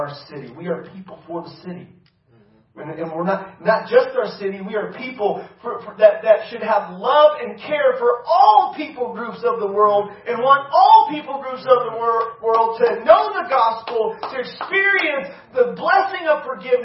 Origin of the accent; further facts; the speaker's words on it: United States; the freedoms that we get to experience within this country